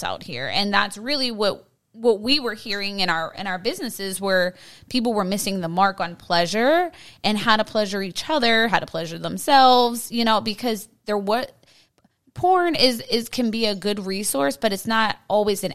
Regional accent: Pittsburgh, Pennsylvania, United States; we're both from Pittsburgh, and it was just, we come from such a conservative city

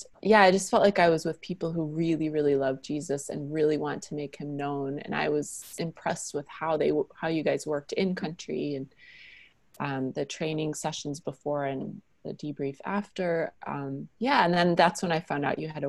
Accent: Wisconsin, United States; first language English; moved away as an adult; also born or lived in France / China / Vancouver, Canada / Sapporo, Japan; I was born and raised in Wisconsin

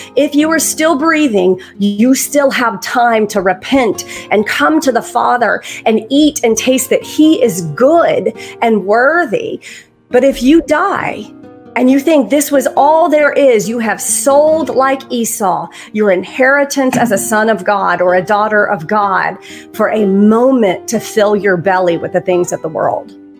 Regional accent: Alabama, United States; I'm from Alabama

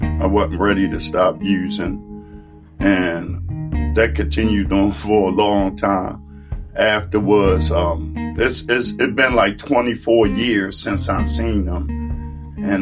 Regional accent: Baltimore, Maryland, United States; I grew up in East Baltimore

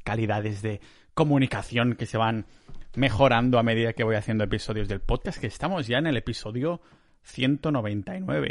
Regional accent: Spain; now in Estonia; del pueblo de la villa donde voy a España, mi ciudad natal

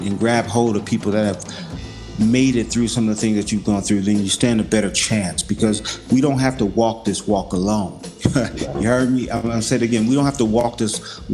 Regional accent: Los Angeles, California, United States; I'm originally from South Central LA.

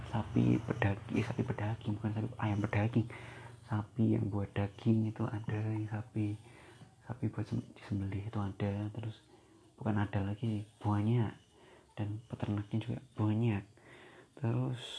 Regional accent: Boyolali, Central Java, Indonesia; accent: Javanese (medok); also born or lived in Surabaya

